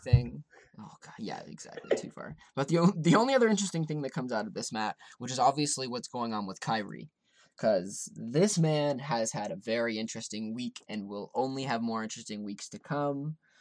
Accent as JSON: {"language": "English", "town": "Toronto", "region": "Ontario", "country": "Canada", "tie": "born or raised there", "said": "I grew up around Toronto."}